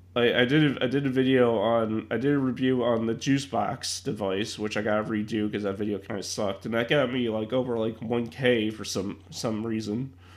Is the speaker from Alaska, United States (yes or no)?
no; Chicago, Illinois, United States; also born or lived in Ohio; me being a Chicagoan